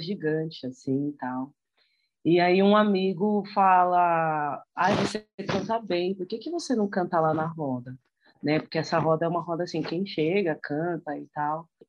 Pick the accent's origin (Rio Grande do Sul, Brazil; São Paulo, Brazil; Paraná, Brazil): São Paulo, Brazil; eu sou aqui de São Paulo, do Campo Limpo